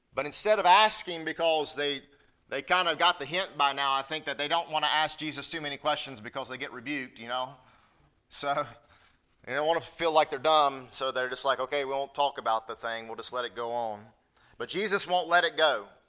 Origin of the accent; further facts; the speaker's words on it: North Carolina, United States; I'm from North Carolina